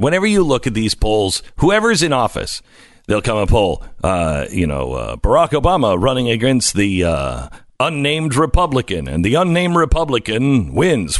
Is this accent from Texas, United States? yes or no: yes; Texas, United States; As a Texan